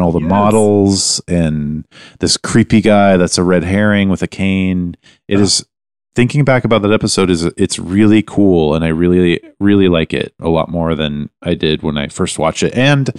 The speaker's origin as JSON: {"language": "English", "country": "Canada", "said": "We're Canadian."}